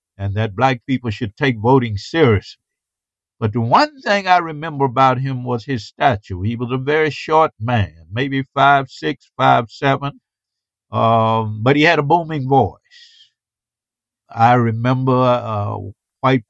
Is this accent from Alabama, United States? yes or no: yes; Camden, Alabama, United States; when I grew up in Camden, Alabama, Wilcox County, Alabama